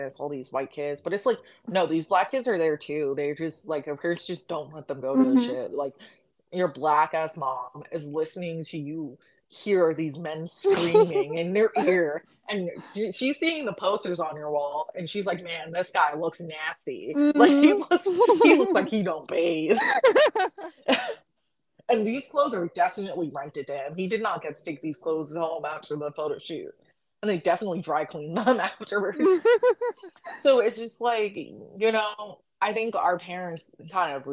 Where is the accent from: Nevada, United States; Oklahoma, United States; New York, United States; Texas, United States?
New York, United States; I am from New York